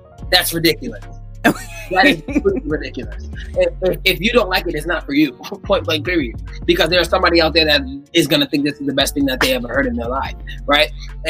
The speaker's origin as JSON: {"language": "English", "country": "Jamaica", "said": "I'm really just not, because I'm Jamaican."}